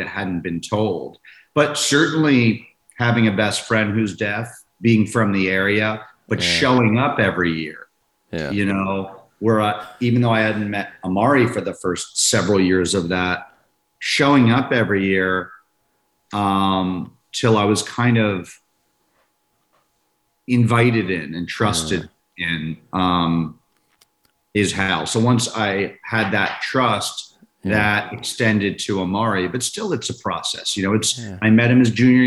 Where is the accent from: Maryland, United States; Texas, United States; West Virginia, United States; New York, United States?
Maryland, United States; I'm from Maryland, from DC, Maryland, and I grew up about 30 minutes away from the school